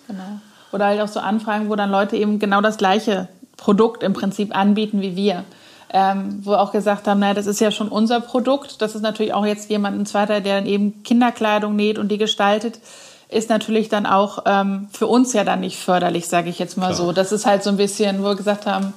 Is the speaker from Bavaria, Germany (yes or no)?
no; Cologne, North Rhine-Westphalia, Germany; moved away as an adult; now in Neuwied, Germany; als gebürtige Kölnerin